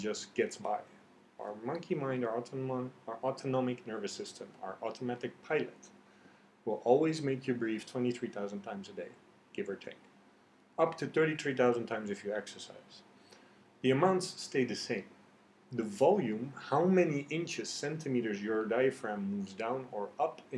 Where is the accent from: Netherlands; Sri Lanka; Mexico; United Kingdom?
Netherlands; moved away as an adult; also born or lived in Iran; now in Vietnam; I grew up in Holland. I have Persian genes or Persian genetics. But I lived in Dutch environment